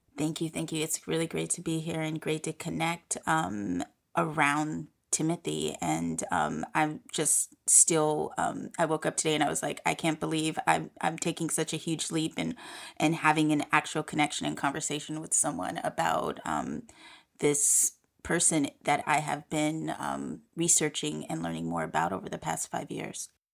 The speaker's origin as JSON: {"language": "English", "town": "San Francisco", "region": "California", "country": "United States", "tie": "born or raised there", "said": "I grew up in San Francisco in the eighties and nineties"}